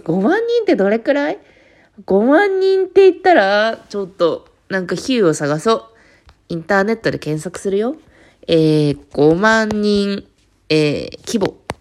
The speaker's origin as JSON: {"language": "Japanese", "region": "Fukuoka", "country": "Japan", "tie": "born or raised there", "said": "私そう、地元が福岡なんですけど"}